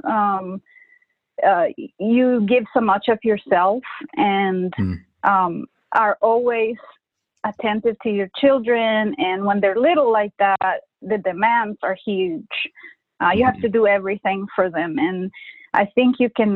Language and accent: English; Honduras; first language Spanish; English is a second language; moved away as an adult; now in United States; I grew up in Honduras, you know, a third world country